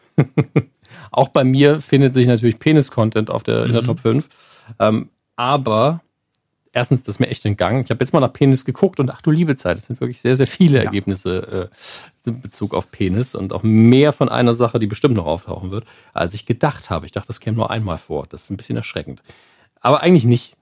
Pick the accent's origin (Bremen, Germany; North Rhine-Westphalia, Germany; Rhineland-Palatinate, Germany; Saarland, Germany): Saarland, Germany; wir kommen ja aus dem Bundesland, wo Kommunikation zu wenig passiert. Da werden Konflikte oft nicht ausdiskutiert